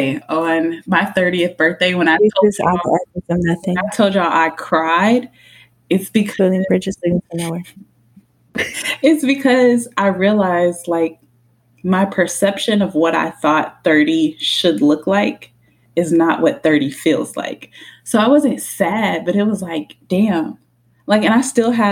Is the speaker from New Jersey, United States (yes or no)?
no; Killeen, Texas, United States; Growing up in Killeen, it was a strip club, a Subway, and putt-putt until they closed it down